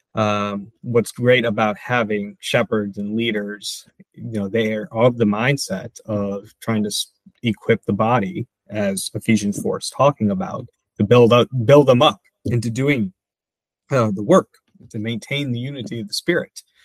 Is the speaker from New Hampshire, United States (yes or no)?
no; Michigan, United States; also born or lived in New Jersey; now in Wilmington, United States; I grew up in Michigan